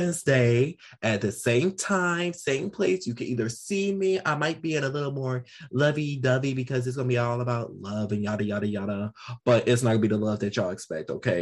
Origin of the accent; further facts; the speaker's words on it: United States; I'm an American